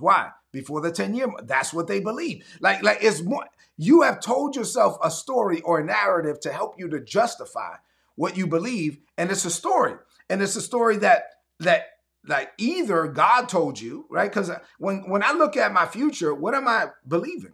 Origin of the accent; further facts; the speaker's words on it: Brooklyn, New York, United States; growing up in Brooklyn and my mom being an immigrant